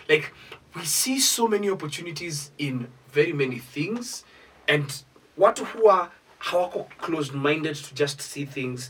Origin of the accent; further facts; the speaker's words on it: Isiolo, Isiolo County, Kenya; whenever I grew up in Isiolo, we were limited to exposure.